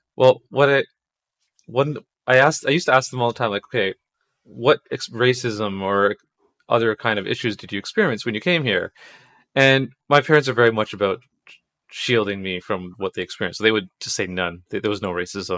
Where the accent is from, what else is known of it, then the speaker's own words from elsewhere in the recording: Toronto, Ontario, Canada; I was born here